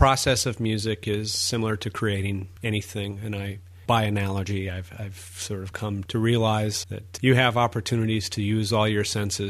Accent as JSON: {"language": "English", "region": "Minnesota", "country": "United States", "also_born_or_lived": "Pennsylvania / Ashland, Wisconsin", "moved": "as an adult", "said": "I'm originally from Minnesota. Marina and St. Croix is where my family grew up. Started as a Midwesterner, went to art school in Minneapolis, Minnesota at the Minneapolis College of Art and Design."}